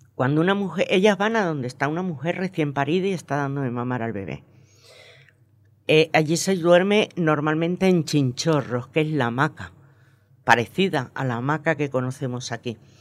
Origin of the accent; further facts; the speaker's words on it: Venezuela; moved away; also born or lived in Margarita Island; nací y me crié en Venezuela